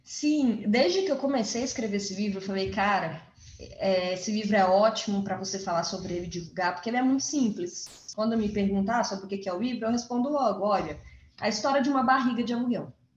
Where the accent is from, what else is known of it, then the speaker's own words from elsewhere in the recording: Formosa, Goiás, Brazil; also born or lived in Planaltina, Goiás; eu cresci em Formosa, apesar de ter nascido em Planaltina, né, em Brasilinha, eu cresci em Formosa, então as minhas lembranças são todas da cidade